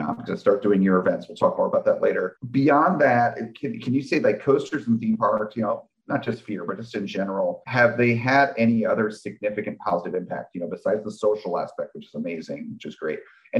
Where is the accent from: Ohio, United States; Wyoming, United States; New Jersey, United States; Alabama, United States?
New Jersey, United States; I'm from New Jersey.